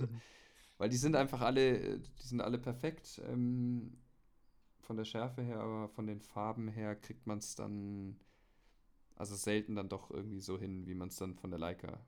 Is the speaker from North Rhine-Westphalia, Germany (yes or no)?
no; Munich, Bavaria, Germany; ich komme aus München